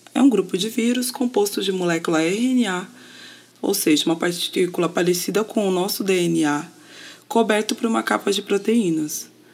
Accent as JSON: {"language": "Portuguese", "region": "São Paulo", "country": "Brazil", "moved": "yes", "lives_now": "Niterói, Brazil", "said": "sou paulistana, mas moro em Niterói, no Rio de Janeiro"}